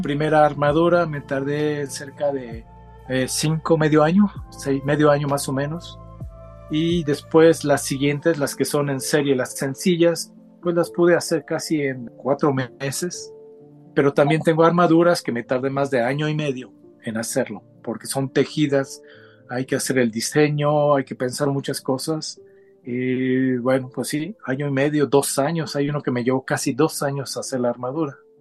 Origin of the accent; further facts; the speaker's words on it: Mexico; also born or lived in Japan; soy de origen japonés, nacido en México. Yo soy ya la tercera generación, quiere decir que mis abuelos eran japoneses, mis padres ambos hijos de japoneses ya nacidos en México y pues yo ya nací en México